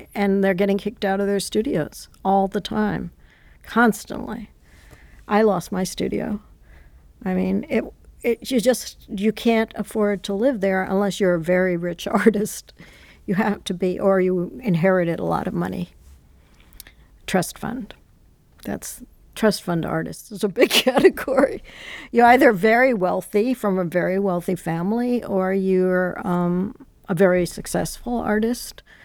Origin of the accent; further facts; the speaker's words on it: New York City, New York, United States; I grew up in Manhattan